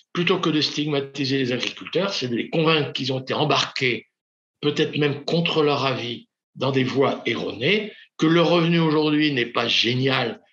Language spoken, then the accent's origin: French; Normandy, France; je suis normand